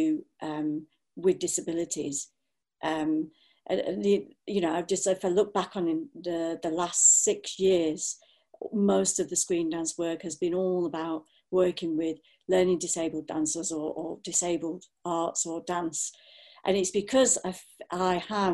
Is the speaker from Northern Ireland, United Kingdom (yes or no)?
no; Blackburn, North West England, United Kingdom; it was not an easy time to grow up, you know, in a town like Blackburn.